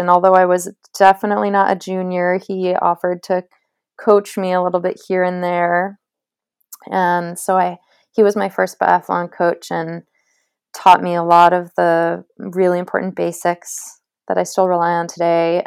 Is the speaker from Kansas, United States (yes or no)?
no; Cape Elizabeth, Maine, United States; I'm from Cape Elizabeth, Maine